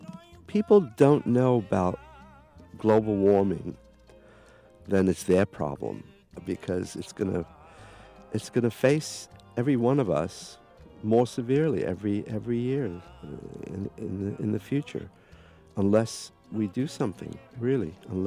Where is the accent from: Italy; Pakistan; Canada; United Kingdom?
United Kingdom; England; I listened to the … because, you know, I come from England